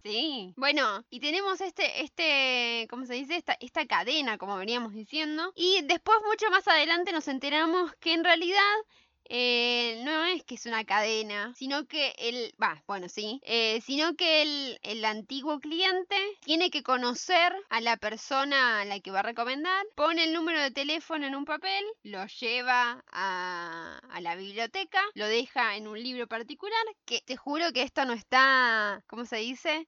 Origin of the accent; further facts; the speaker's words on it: San Isidro, Buenos Aires Province, Argentina; yo soy de San Isidro